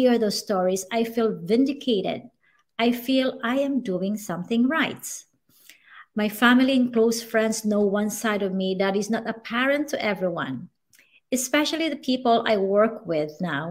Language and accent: English; Masbate, Bicol Region, Philippines; I grew up in Masbate where every month we are visited by typhoons.